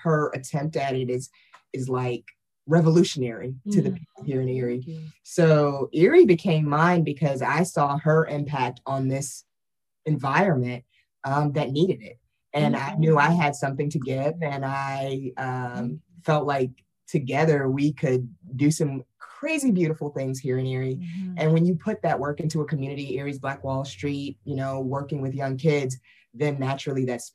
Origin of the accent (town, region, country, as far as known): Rochester, New York, United States; also born or lived in Philadelphia; now in Erie, United States